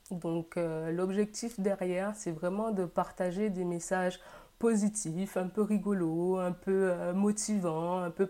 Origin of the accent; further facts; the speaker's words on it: Guadeloupe; now in Carcassonne, France; j'ai 29 ans, je suis originaire de la Guadeloupe. Je vis actuellement dans le sud de la France, à Carcassonne.